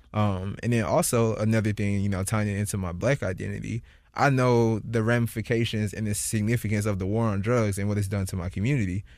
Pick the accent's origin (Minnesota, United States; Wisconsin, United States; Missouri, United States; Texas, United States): Missouri, United States; St. Louis; moved away as an adult; now in San Francisco, United States; wanted to come back to Saint Louis for my, I think, the eight weeks that I'm here and just, like, experience as much of my hometown as I can